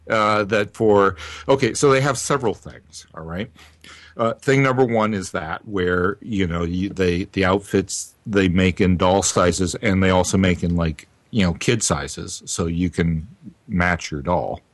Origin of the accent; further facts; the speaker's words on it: New Orleans, Louisiana, United States; I'm Creole from New Orleans